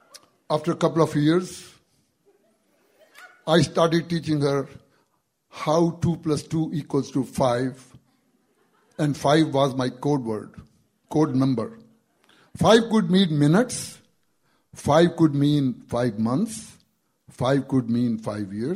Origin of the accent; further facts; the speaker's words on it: India; English is a second language; moved away as an adult; I'm from India. I've been here since 1972. Back in India, before I came here